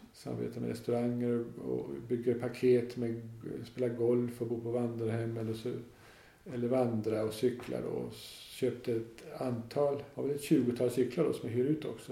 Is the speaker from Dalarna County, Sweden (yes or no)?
yes; Dalarna County, Sweden; now in Öland, Sweden; Jag är inte alls från Öland eller inte från Småland heller utan jag är från norra Dalarna